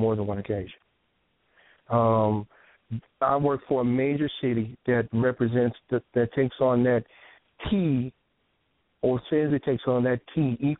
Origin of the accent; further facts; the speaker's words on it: Chicago, Illinois, United States; also born or lived in San Francisco; now in California, United States; I'm from Chicago. I came up in private schools